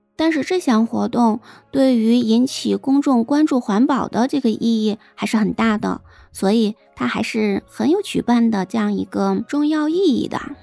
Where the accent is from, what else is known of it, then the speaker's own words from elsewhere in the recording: China; 对于我们这些生在新中国、长在红旗下的新时代、四好青年来说